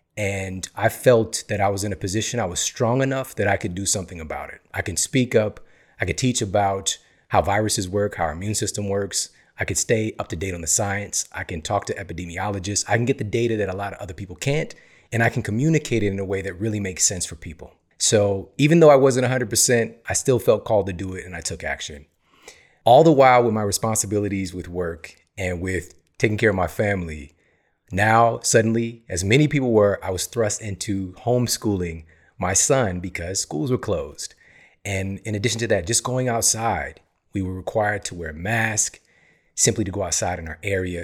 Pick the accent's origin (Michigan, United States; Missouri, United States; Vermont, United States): Missouri, United States; St. Louis; I was born in Saint Louis, Missouri